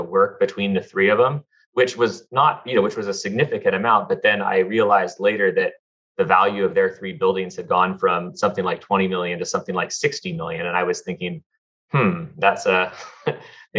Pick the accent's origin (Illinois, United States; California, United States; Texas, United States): California, United States; Southern; I grew up in Southern California, went to UCLA